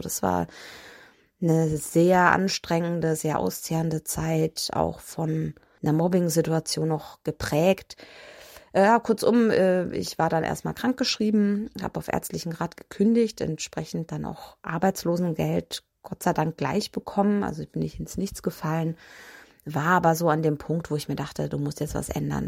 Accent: Nuremberg, Bavaria, Germany; Nürnberg ist meine Heimatstadt. Äh, da bin ich geboren und da bin ich irgendwie auch nie weggekommen.

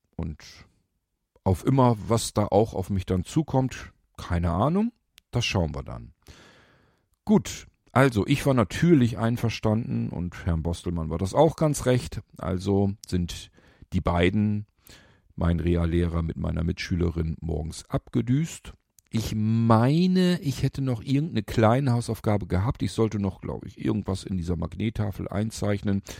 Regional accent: Lower Saxony, Germany; bei uns in Niedersachsen

